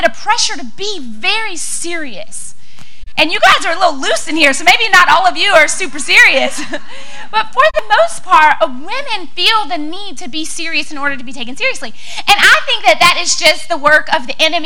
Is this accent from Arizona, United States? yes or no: no; Louisiana, United States; moved away as an adult; now in Texas, United States; I'm working on being a Texan, but I am from Louisiana